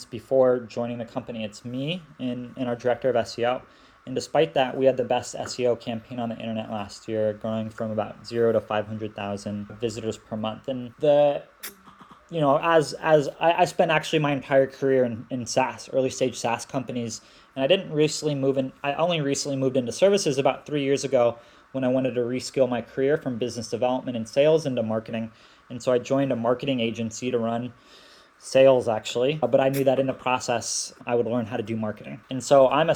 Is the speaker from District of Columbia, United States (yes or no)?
no; Seattle, Washington, United States; moved away as an adult; also born or lived in Belgrade, Serbia; now in Thailand; I'm originally from Seattle, which means I just, you know, grew up in one of the tech capitals.